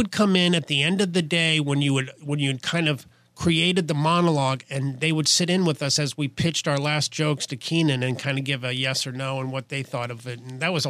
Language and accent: English; Midwest, United States; Well, I'm from the Midwest.